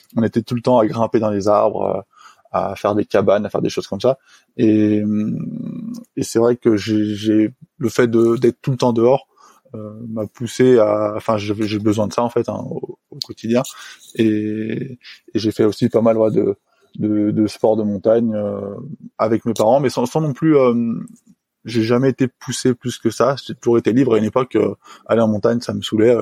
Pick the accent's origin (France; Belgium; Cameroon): France; Le Reposoir, Auvergne-Rhône-Alpes; j'ai grandi euh, dans un petit village de montagne qui s'appelle le Reposoir